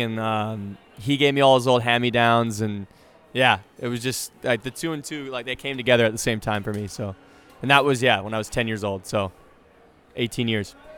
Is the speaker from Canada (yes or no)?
yes; Canada; I played hockey because I'm Canadian